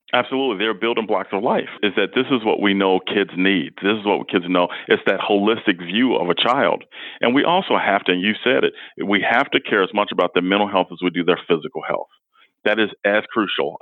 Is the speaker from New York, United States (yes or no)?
no; Chicago, Illinois, United States; now in Cedar Rapids, United States; I grew up in Chicago